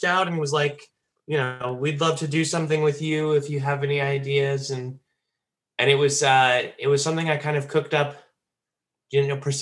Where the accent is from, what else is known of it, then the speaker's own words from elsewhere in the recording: Dallas, Texas, United States; I grew up in Dallas